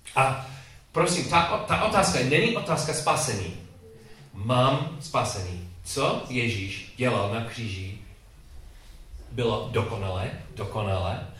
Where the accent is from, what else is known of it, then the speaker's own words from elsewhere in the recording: England, United Kingdom; Czech is a second language; moved away; also born or lived in Chicago, United States; když jsem byl mladý kluk v Anglii, ta škola